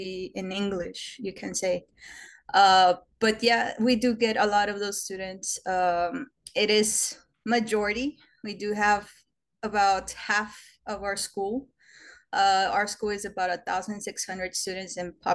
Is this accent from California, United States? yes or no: no; Brownsville, Texas, United States; I'm from Brownsville, Texas. I was born here and raised here